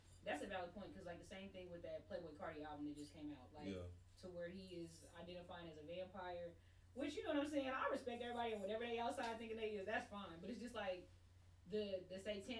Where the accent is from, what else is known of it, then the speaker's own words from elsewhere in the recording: Enid, Oklahoma, United States; I'm from Enid.